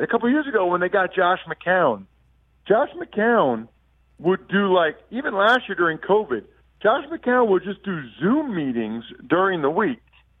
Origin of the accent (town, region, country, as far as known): Wyomissing, Pennsylvania, United States; born or raised there